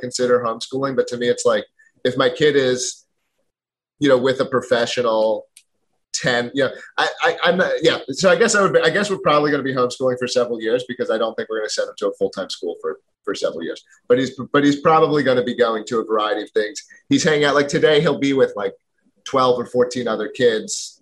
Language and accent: English; Philadelphia, Pennsylvania, United States; moved away as an adult; now in New Hampshire, United States; I'm from Philadelphia originally